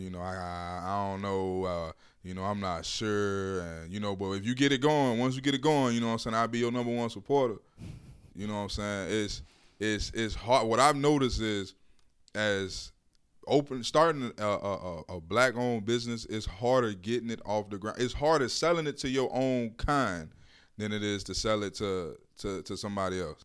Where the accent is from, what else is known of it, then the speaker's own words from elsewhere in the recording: Miami, Florida, United States; I grew up in Miami. I'm from Miami